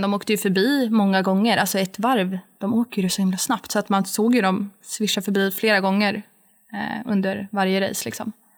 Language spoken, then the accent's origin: Swedish; Sweden; moved away as an adult; hemma i Sverige